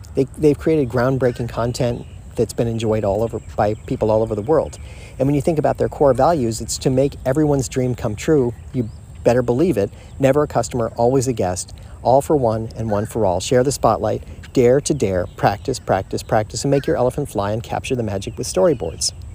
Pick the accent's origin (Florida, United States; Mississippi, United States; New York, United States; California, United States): Florida, United States; I was raised in Florida